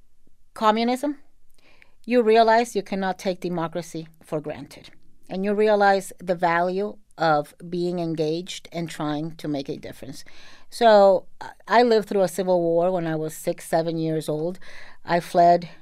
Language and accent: English; Miami, Florida, United States; also born or lived in Nicaragua; I grew up in Miami. Our official language is Spanglish